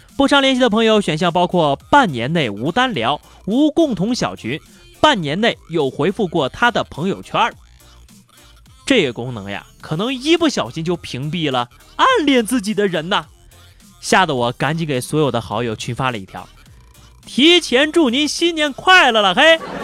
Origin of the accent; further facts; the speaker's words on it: China; 作为一个中国人